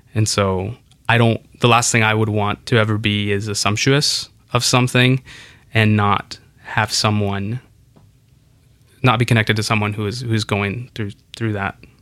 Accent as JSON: {"language": "English", "town": "Kansas City", "region": "Kansas", "country": "United States", "tie": "born or raised there", "also_born_or_lived": "Santa Ana", "second_language": "English", "said": "Growing up in Santa Ana, in Kansas City, in the suburbs of Kansas City"}